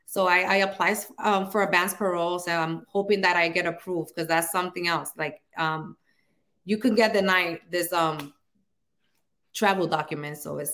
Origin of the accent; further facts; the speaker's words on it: Dominican Republic; now in United States; I'm from the Dominican Republic. And last time I visited was 1999.